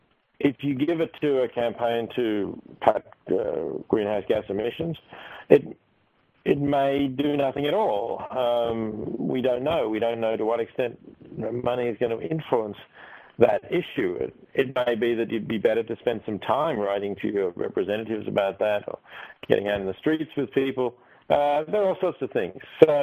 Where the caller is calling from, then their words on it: Australia; I'm currently speaking from Australia.